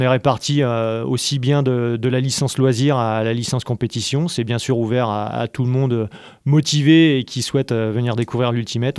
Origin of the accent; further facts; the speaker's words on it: Paris region, Île-de-France, France; moved away as an adult; now in Montpellier, France; je suis originaire de région parisienne.